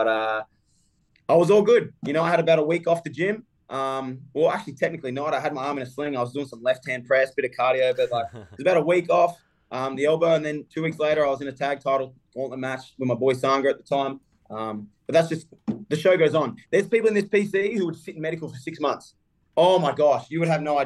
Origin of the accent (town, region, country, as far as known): Australia; moved away